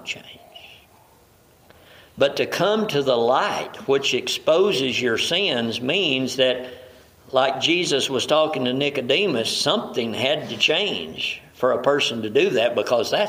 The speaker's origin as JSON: {"language": "English", "region": "the South", "country": "United States", "tie": "born or raised there", "said": "I grew up in the South."}